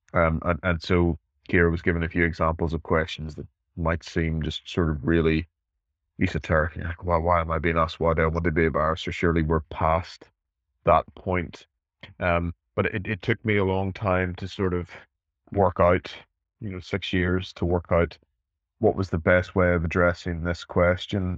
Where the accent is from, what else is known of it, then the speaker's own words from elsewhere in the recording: Northern Ireland, United Kingdom; I'm from Northern Ireland. Um, you know, I, I was 10 years old